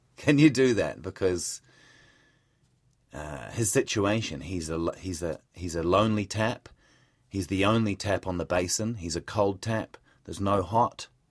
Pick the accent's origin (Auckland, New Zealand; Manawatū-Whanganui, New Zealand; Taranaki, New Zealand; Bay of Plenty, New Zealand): Manawatū-Whanganui, New Zealand; Palmerston North; moved away as an adult; also born or lived in Melbourne, Australia; I was born just outside of Palmerston North